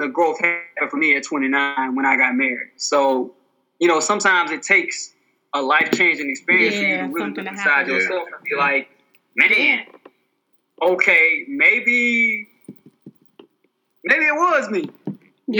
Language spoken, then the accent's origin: English; Alabama, United States; I'm from Alabama